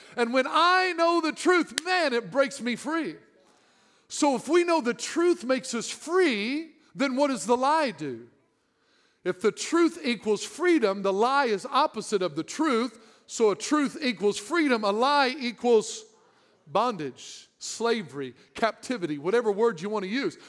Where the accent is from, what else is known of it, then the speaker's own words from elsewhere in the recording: Southern Illinois, United States; I'm from Southern Illinois.